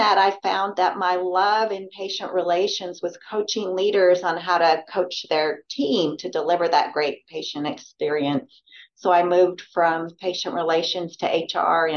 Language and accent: English; Washington, United States; also born or lived in Oregon / Gillette, Wyoming; now in Texas, United States; I was born in Oregon and grew up in Washington.